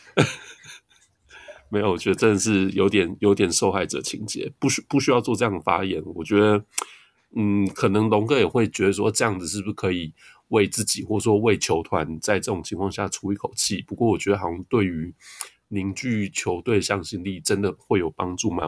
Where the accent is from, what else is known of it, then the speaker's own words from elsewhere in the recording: Tainan, Taiwan; 我是台南人呢，其实不是雄青